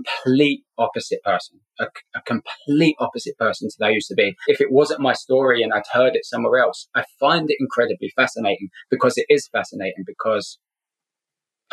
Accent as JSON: {"language": "English", "region": "London", "country": "United Kingdom", "tie": "born or raised there", "also_born_or_lived": "Scotland", "moved": "as an adult", "lives_now": "Southern California, United States", "said": "I'm originally from Scotland, but grew up in London. Been in the States for 12 years now"}